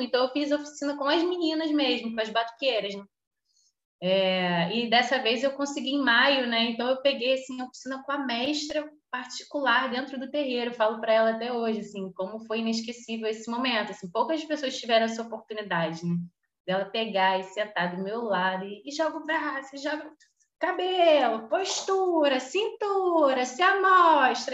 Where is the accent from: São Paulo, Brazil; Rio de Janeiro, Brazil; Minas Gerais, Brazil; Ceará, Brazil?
Rio de Janeiro, Brazil; Petrópolis; now in Rio de Janeiro, Brazil; eu nasci no Rio, mas cresci em Petrópolis